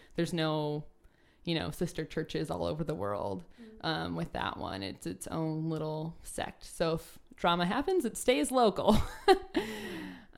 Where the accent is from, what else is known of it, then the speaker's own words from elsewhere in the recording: Northwest Indiana, United States; My uh, area that I grew up in in Northwest Indiana is pretty Catholic